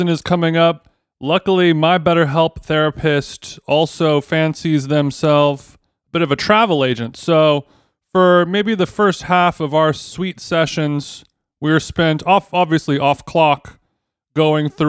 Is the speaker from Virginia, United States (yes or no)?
no; SoCal, California, United States; I'm born and raised SoCal